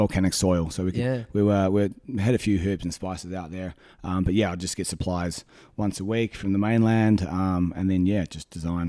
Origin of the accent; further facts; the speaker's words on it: Napier, Hawke's Bay, New Zealand; moved away as an adult; my hometown, Napier, got flattened back in 1931.